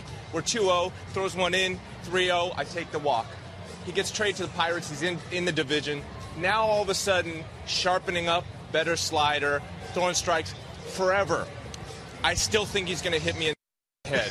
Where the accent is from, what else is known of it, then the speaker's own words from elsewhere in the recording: Canada; as a Canadian